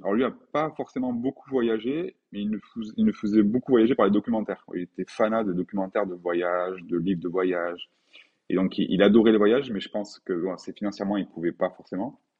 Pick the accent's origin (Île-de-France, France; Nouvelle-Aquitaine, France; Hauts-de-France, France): Nouvelle-Aquitaine, France; Pau; je suis né à Pau, euh, un 15 octobre 1982 à 5h15